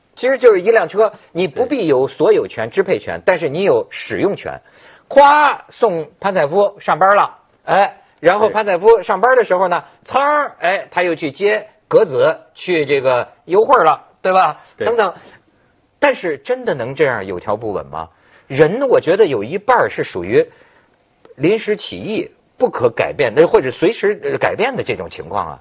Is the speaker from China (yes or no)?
yes; China; 但是我也是中国人了